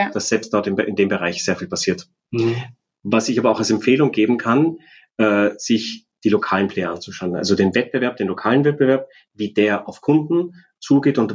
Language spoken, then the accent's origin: German; Austria; wir als Österreicher